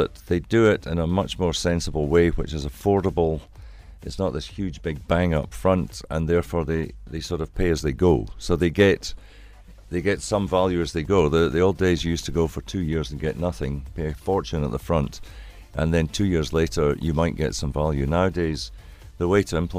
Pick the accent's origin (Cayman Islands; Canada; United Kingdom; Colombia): United Kingdom; Glasgow, Scotland; now in South Africa; I come from Glasgow